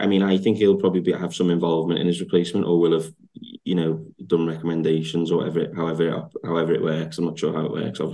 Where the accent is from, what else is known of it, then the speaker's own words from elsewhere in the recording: Liverpool, North West England, United Kingdom; we're all from Liverpool